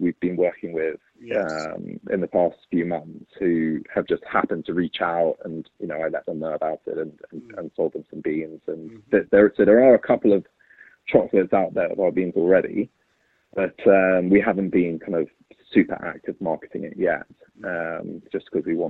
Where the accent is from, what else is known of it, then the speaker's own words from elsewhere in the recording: England, United Kingdom; moved away as an adult; also born or lived in Santo Domingo de los Tsáchilas, Ecuador / New York, United States; I moved back to England, my home country